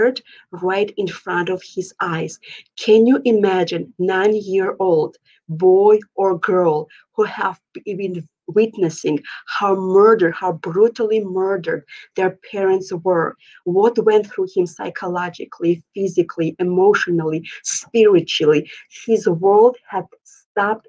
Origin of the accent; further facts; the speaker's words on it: Georgia; now in Minneapolis, United States; Originally, I am from the Republic of Georgia, which is like former USSR. I moved here 18 years ago and reside right now at this moment in Minneapolis, Minnesota.